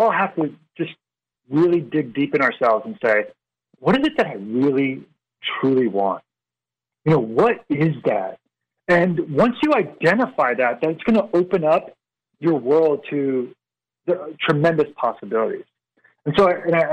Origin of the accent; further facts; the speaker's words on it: Northern Virginia, United States; we're from the Northern Virginia area